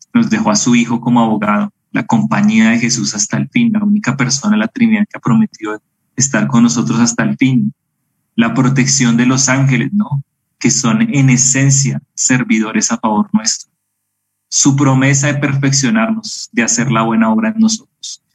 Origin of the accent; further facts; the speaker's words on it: Bogotá, Colombia; moved away as an adult; now in Medellín, Colombia; crecí en Bogotá